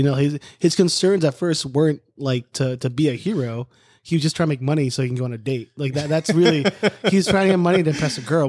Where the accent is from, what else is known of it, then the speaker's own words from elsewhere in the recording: United States; as an American